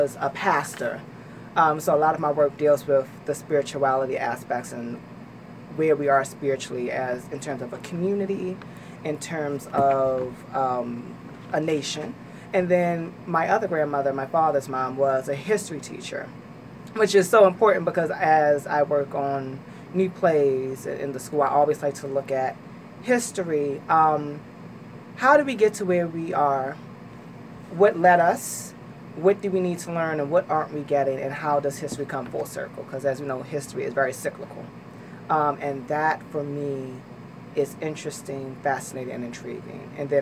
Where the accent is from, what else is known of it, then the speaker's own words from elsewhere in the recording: Baltimore, Maryland, United States; I am from Baltimore, Maryland. I'm born and raised in Baltimore